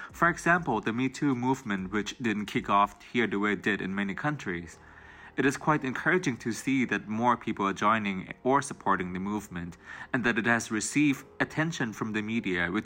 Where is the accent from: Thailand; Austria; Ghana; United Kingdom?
Thailand; from Thailand, and I'm going to talk about the women's movement that is happening here right now